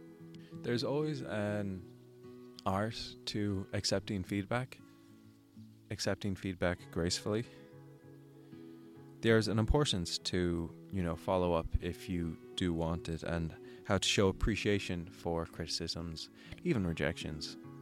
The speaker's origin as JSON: {"language": "English", "country": "Ireland", "accent": "American", "said": "I have such a thick American accent and I'm from Ireland and I'm making all these Irish videos."}